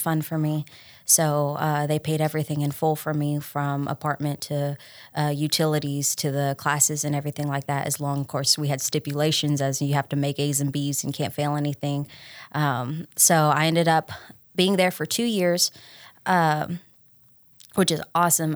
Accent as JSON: {"language": "English", "town": "Troy", "region": "Tennessee", "country": "United States", "said": "I'm, I'm from Troy, so I went to O'Brien County instead of Union City"}